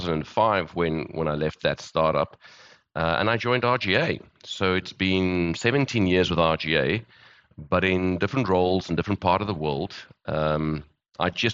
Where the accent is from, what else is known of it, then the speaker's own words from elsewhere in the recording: Johannesburg, Gauteng, South Africa; moved away as an adult; also born or lived in Cape Town; I'm South African, born and bred. I've lived in various parts of the world. Grew up in Johannesburg